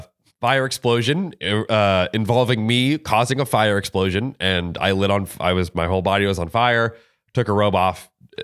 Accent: Florida, United States; I'm from Florida.

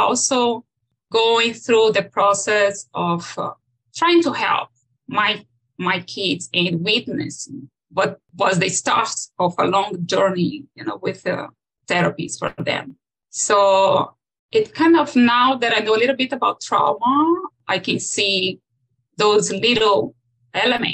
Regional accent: Brazil; moved away as an adult; now in Los Gatos, United States; I was born in Brazil

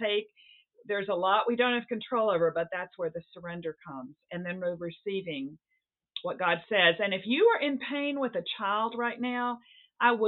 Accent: the South, United States; moved away as an adult; also born or lived in Seattle; now in New England, United States; it's not the Bible Belt, where I grew up in the South

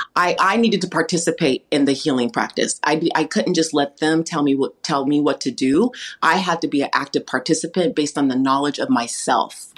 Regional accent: California, United States; I grew up in an environment around a lot of first generation immigrants from around the world because I, here in California where I live, there's a lot of farmland

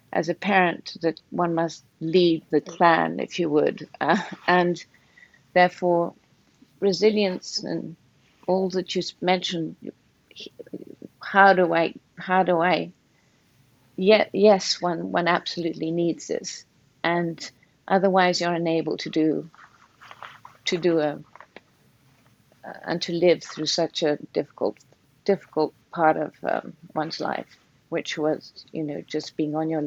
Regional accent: Portugal; now in Connecticut, United States; being in Portugal is, it's just an extremely kind, beautiful environment in which to be.

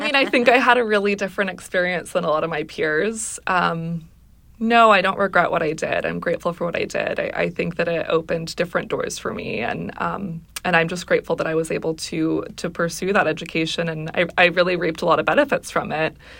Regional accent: Seattle, Washington, United States; I grew up in the Seattle area

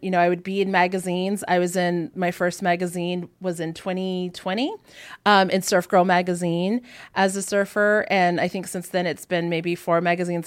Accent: Hawaii, United States; I'm native Hawaiian, and my whole family grew up like surfing

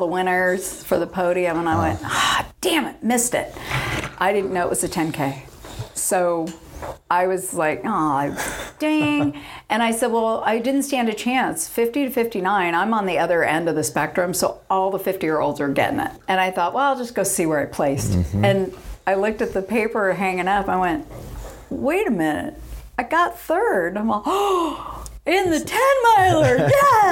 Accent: Dana Point, California, United States; now in San Diego, United States; Grew up in Orange County. Okay. Dana Point area

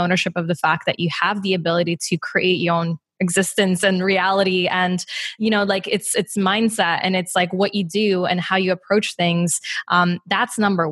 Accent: Poland; now in Chicago, United States; growing up in Poland

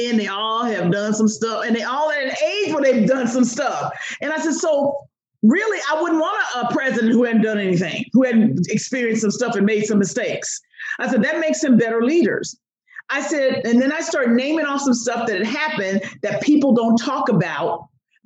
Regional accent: United States; I'm an American

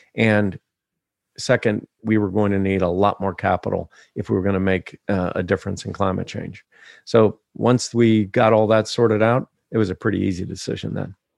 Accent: Ohio, United States; growing up in Ohio in the seventies

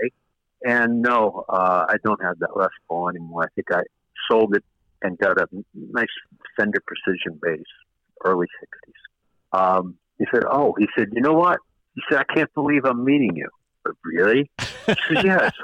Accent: New York, United States; I'm born and raised in New York

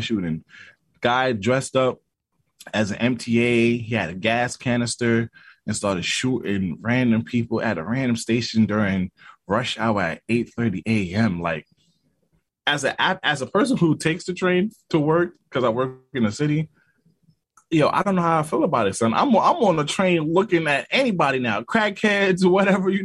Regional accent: New York City, New York, United States; I'm from Brooklyn

